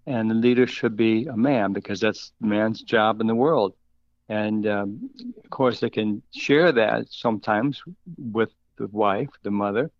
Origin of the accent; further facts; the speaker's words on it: Minnesota, United States; moved away; also born or lived in Wisconsin; I was born and raised in Minnesota and lived, uh, twenty-five years in Wisconsin